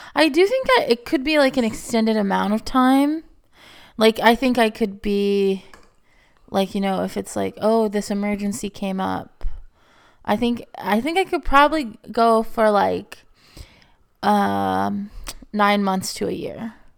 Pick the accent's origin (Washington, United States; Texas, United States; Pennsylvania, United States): Texas, United States; moved away; growing up in Texas